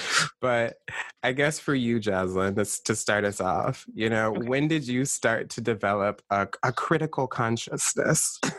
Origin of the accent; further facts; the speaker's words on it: United States; For me, I'm Black American, meaning sort of my lineage in the country's coming from the system of shadow slavery in the States.